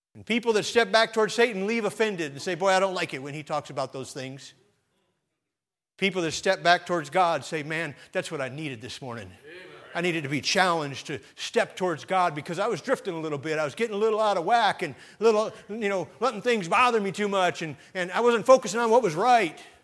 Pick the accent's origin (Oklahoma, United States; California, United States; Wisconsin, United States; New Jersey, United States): Wisconsin, United States; Sheboygan; as a boy growing up in Sheboygan, Wisconsin